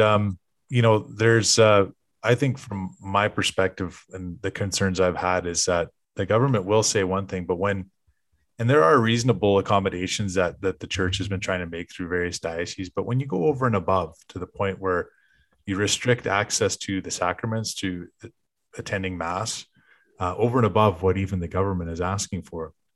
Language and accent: English; Canada